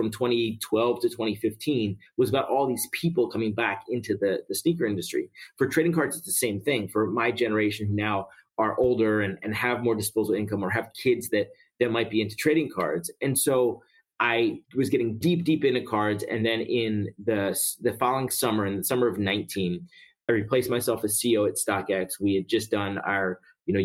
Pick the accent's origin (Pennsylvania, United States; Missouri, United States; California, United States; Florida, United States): Pennsylvania, United States; Philadelphia; moved away as an adult; also born or lived in Atlanta / New York; I grew up in Philly.